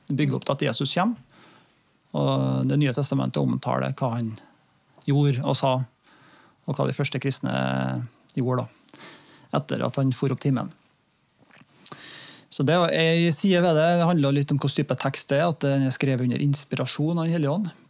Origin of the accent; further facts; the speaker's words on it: Norway; samtidig som at jeg er norsk og bor i Norge og er en nordmann